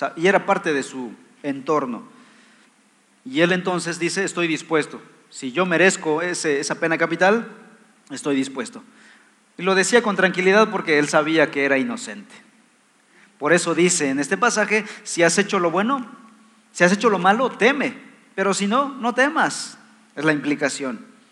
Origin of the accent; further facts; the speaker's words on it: Mexico; Somos ciudadanos mexicanos